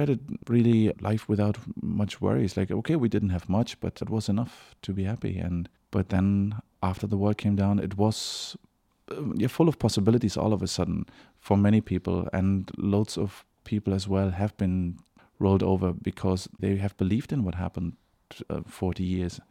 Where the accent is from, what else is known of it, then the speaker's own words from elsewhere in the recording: Berlin, Germany; English is a second language; moved away as an adult; now in Dublin, Ireland; I'm from Berlin originally. So, but I live in Dublin for about seven years